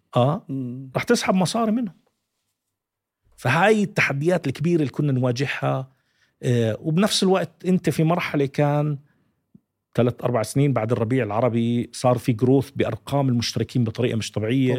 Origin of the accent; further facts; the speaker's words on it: Jordan; أنا أردني